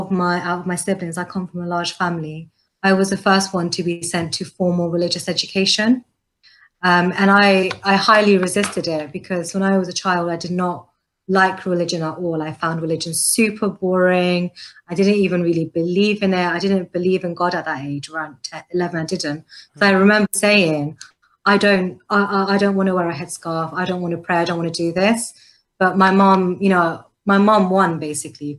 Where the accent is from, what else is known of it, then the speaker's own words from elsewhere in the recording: London, United Kingdom; also born or lived in Canada; My parents are Pakistani. I grew up in London. I was born in London.